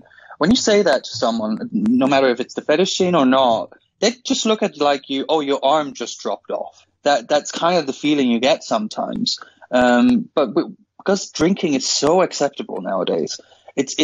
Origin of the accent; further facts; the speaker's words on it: Denmark; moved away; I'm originally from Denmark